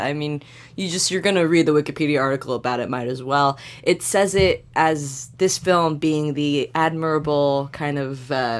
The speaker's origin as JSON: {"language": "English", "town": "Vancouver", "region": "British Columbia", "country": "Canada", "tie": "born or raised there", "also_born_or_lived": "Ottawa, Canada", "moved": "yes", "lives_now": "United States", "said": "I was born in Ottawa, raised in Vancouver. I recently became an American citizen"}